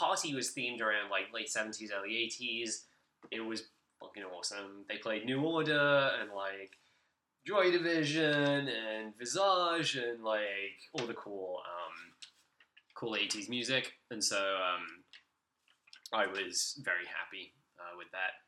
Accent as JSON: {"language": "English", "country": "United Kingdom", "said": "we get in the UK"}